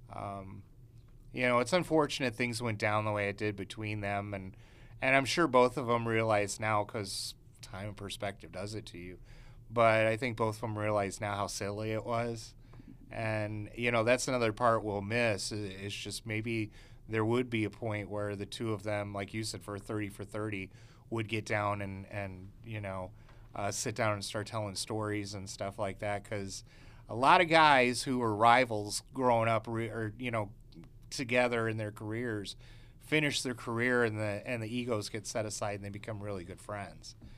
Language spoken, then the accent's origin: English; Chicago, Illinois, United States; I was from Chicago